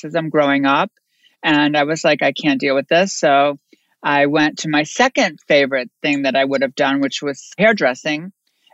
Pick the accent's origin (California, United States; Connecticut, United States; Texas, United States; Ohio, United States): Connecticut, United States; Bristol; moved away; also born or lived in New York; I'm born in Connecticut, a very, very small town, Bristol, Connecticut